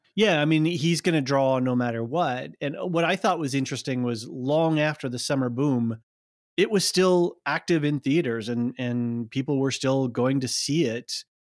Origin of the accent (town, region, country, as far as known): United States